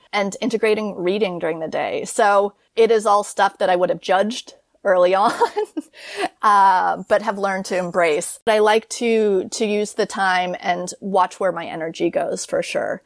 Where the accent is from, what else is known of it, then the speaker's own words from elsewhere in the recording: United States; moved away as an adult; now in Paris, France; as an American